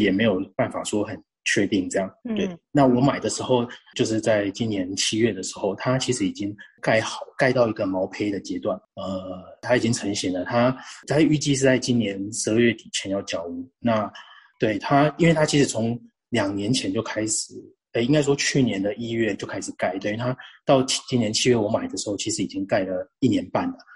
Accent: Changhua County, Taiwan; 我跟 Claire 一样都是彰化人嘛

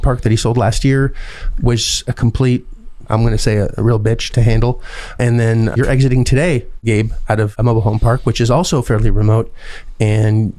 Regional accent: Canada; I'm Canadian

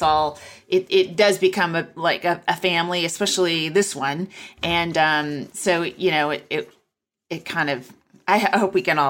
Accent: Walnut Creek, California, United States; moved away; I'm from Walnut Creek, California

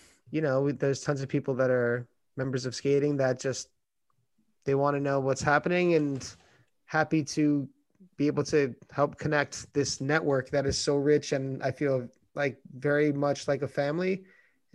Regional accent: New York, United States; as a New Yorker

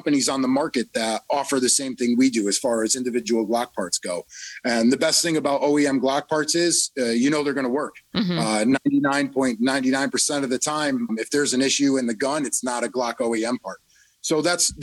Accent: Connecticut, United States; also born or lived in Florida; I'm from Connecticut. I lived in Florida for a while and then back up to Connecticut

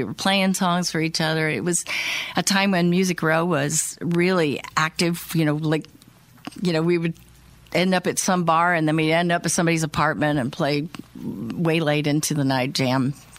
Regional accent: Illinois, United States; born or raised there

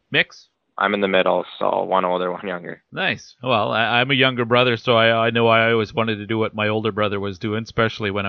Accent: Kamloops, British Columbia, Canada; I grew up in Kamloops, BC.

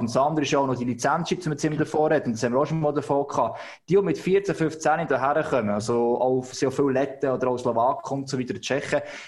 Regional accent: Switzerland

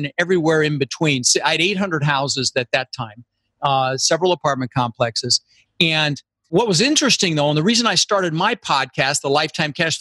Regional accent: Denver, Colorado, United States; moved away; also born or lived in Netherlands; I immigrated to this country when I was 6 years old with my brother Albert, my mother's Vancha, and we came over from Holland and we ended up in Denver, Colorado, where I lived for 30 years.

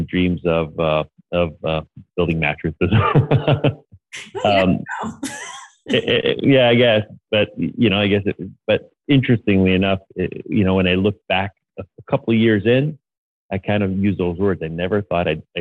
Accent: Montreal, Quebec, Canada; moved away; I'm from Montreal, but my factory is still in Montreal

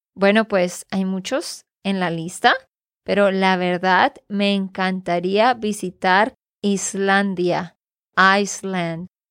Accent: Santander, Colombia; de Santander, Colombia

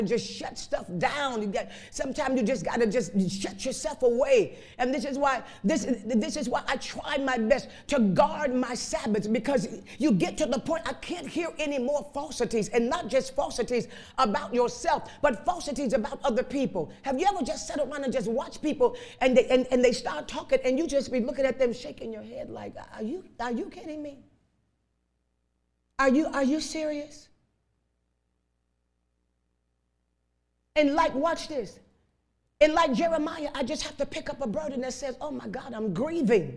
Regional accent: Chicago, Illinois, United States; I was raised up in Chicago on the west side

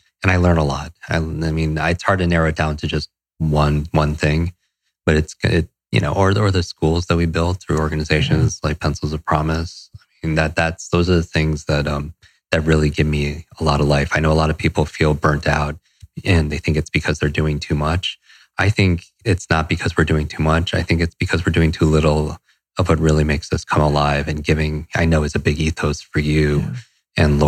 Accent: Westchester, New York, United States; also born or lived in Los Angeles; I grew up in Westchester, New York, a suburb right outside of New York City.

